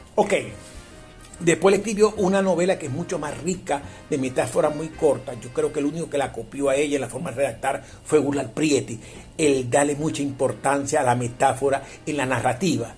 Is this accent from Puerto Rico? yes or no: no; La Guajira, Zulia, Venezuela; yo soy hijo guajiro de la Castepiayú